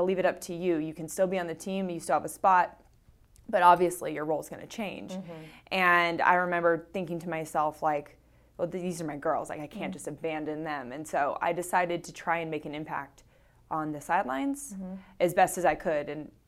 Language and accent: English; Orange County, California, United States; also born or lived in Tampa; now in Folsom, United States; I grew up in Orange County.